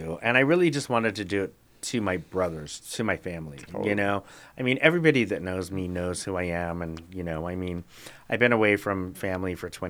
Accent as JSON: {"language": "English", "town": "Reno", "region": "Nevada", "country": "United States", "tie": "born or raised there", "also_born_or_lived": "Helena, Montana", "moved": "as an adult", "lives_now": "Eugene, United States", "said": "I grew up in Reno. I went to college in Helena, Montana."}